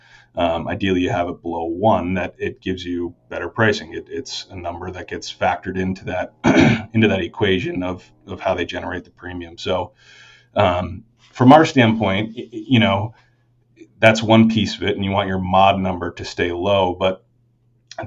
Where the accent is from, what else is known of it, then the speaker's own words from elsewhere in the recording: Chittenden County, Vermont, United States; I grew up in Vermont, grew up in Chittenden County